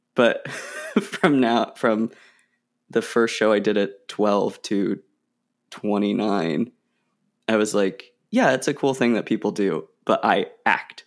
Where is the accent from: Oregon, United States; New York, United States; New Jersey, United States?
Oregon, United States; moved away as an adult; also born or lived in Illinois; I'm from Oregon